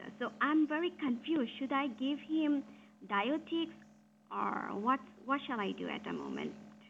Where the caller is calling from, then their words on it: India; I'm calling you from India.